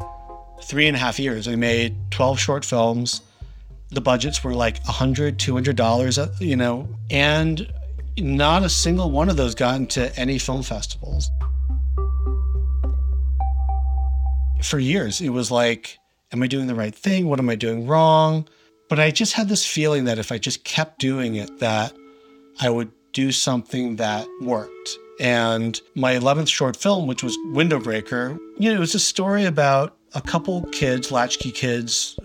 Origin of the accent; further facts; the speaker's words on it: outside of Boston, Massachusetts, United States; moved away as an adult; also born or lived in New York; I grew up outside of Boston.